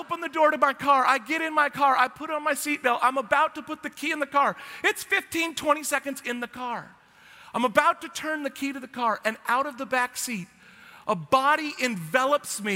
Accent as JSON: {"language": "English", "region": "Washington", "country": "United States", "moved": "yes", "lives_now": "Texas, United States", "said": "I'm from Washington, the evergreen state"}